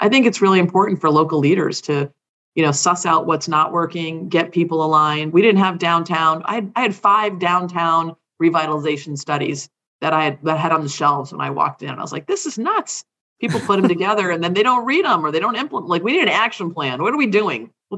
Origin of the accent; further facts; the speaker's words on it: Hawaii, United States; born there; I'm a Navy brat. You know, I was born in Hawaii. My mom is from Trinidad. My dad was from Massachusetts, but we never really spent any great deal of time living there because we were always deployed.